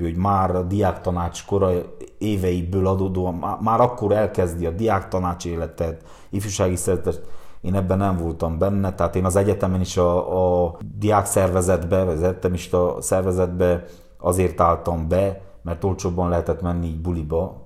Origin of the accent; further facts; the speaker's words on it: Galócás, Harghita County, Romania; mi először, ö, tömbházban nőttünk fel. Galocásnak volt, ö, egy nagyon nagy gyára